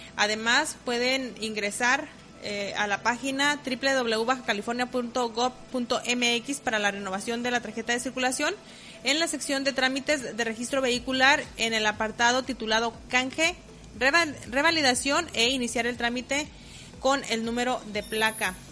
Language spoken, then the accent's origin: Spanish; Mexico; como mexicanos buenos que somos